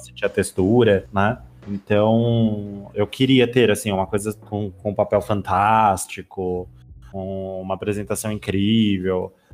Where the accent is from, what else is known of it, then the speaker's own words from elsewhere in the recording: São Paulo, Brazil; eu sou de São Paulo